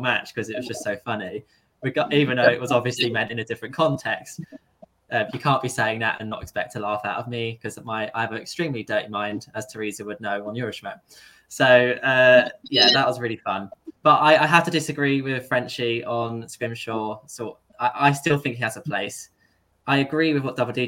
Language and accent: English; England, United Kingdom; I'm English